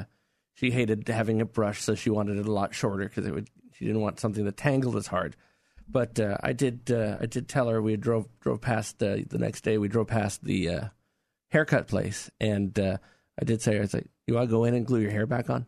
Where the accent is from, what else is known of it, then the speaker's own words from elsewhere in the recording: New York, United States; growing up in New York